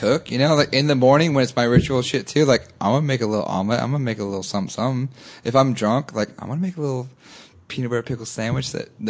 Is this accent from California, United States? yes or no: yes; Orange County, California, United States; We grew up in Orange County, but it doesn't mean we came from money.